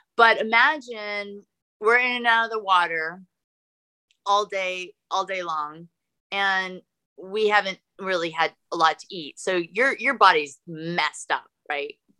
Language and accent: English; California, United States; moved away as an adult; also born or lived in Los Angeles, California; now in Austin, United States; I grew up skiing in Tahoe